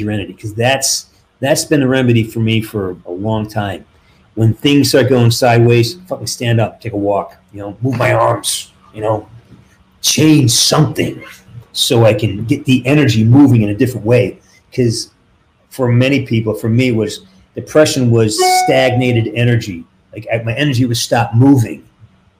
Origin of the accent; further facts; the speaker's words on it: Western Massachusetts, United States; now in California, United States; I'm from Western Mass, and you know, we're up in the elevations